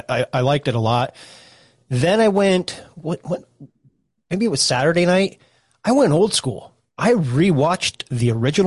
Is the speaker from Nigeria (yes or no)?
no; South Africa; I'm South African.